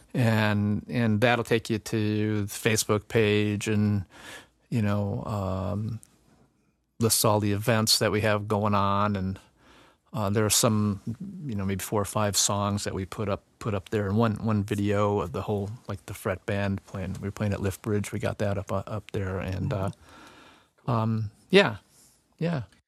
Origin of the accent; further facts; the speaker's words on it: Northwest Indiana, United States; I'm from Northwest Indiana